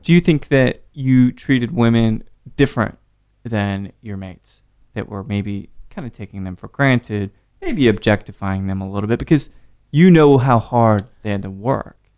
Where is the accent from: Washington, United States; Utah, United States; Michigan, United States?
Utah, United States; Salt Lake City; growing up in Salt Lake City in the late nineties, mid nineties